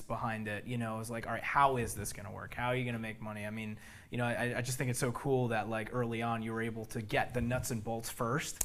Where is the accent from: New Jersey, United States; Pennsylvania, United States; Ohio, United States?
New Jersey, United States; Bloomfield; I'm from Jersey